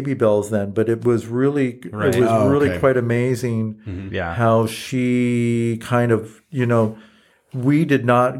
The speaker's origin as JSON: {"language": "English", "town": "Los Angeles", "region": "California", "country": "United States", "tie": "born or raised there", "said": "I grew up in Eagle Rock."}